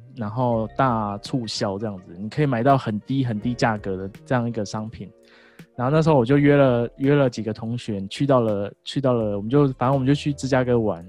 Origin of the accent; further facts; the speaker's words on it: Kaohsiung, Taiwan; moved away; also born or lived in Taichung; 我们其实都是同乡，我们来自于高雄